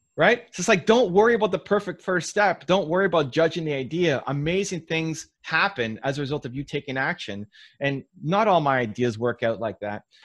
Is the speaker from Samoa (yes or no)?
no; Toronto, Ontario, Canada; my hometown team, the Toronto Blue Jays